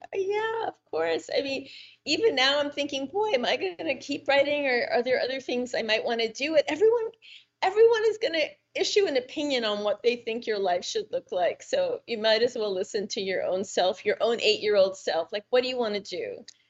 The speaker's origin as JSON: {"language": "English", "region": "New York", "country": "United States", "tie": "born or raised there", "said": "I grew up in New York"}